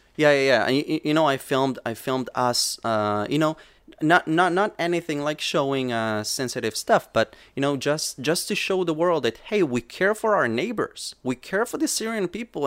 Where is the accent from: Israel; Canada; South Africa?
Israel; Safed, Northern District; also born or lived in Samaria; I was born and raised in the countryside, in, in the Galilee, in Samaria and the Galilee